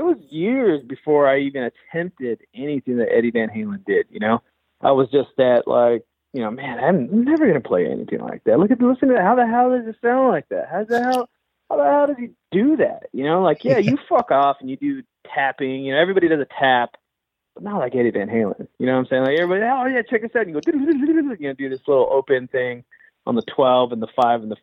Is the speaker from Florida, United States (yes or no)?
no; Los Angeles, California, United States; I grew up in Los Angeles, East